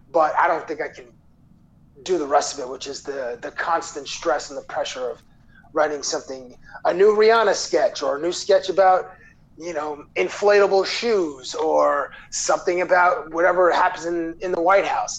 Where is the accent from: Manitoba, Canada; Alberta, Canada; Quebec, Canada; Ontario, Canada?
Ontario, Canada; Toronto; born and raised in Toronto